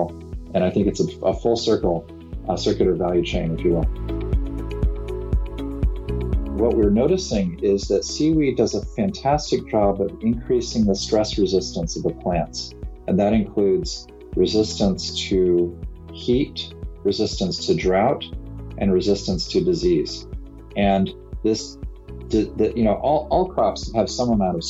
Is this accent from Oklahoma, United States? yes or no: no; California, United States; my home state of California